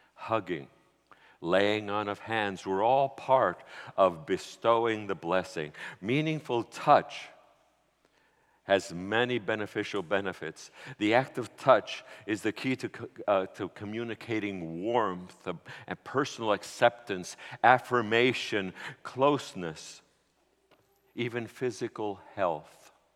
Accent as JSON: {"language": "English", "town": "New York City", "region": "New York", "country": "United States", "said": "I was from New York City"}